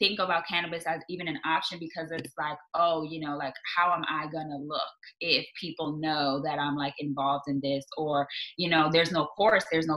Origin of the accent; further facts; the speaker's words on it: New York City, New York, United States; grew up in the Bronx where like literally all my childhood friends got locked up for like minor drug charges.